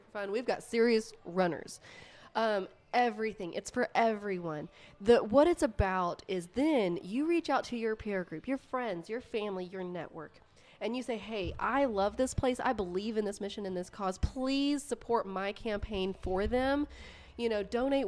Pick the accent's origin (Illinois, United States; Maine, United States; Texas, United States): Texas, United States; Odessa; moved away; I was born and raised in Odessa